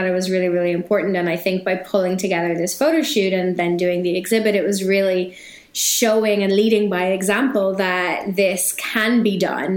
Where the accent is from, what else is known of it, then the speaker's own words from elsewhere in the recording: Ireland; moved away as an adult; now in New York City, United States; I'm Irish, so born and raised in Ireland, and I've been living in New York City for the last 6 years